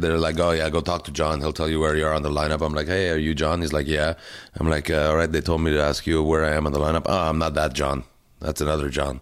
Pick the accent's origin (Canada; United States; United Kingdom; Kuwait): Canada; now in Montreal, Canada; as a Canadian comic and as an ambassador for the Canadian Association of Stand-Up Comic